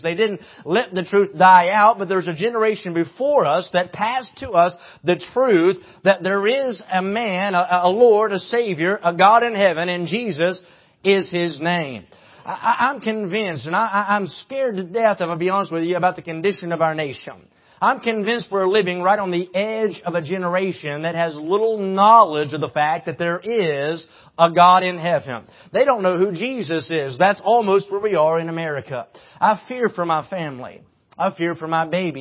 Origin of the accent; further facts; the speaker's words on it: West Virginia, United States; now in Kentucky, United States; I live in Kentucky, but I'm from West Virginia